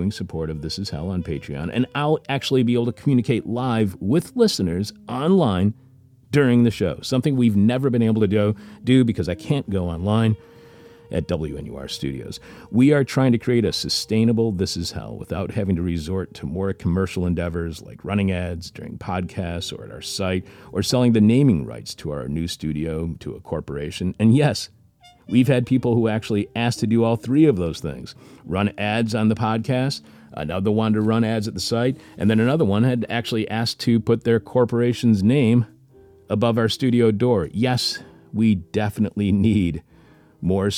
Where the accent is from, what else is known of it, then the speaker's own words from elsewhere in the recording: Detroit, Michigan, United States; I grew up in Detroit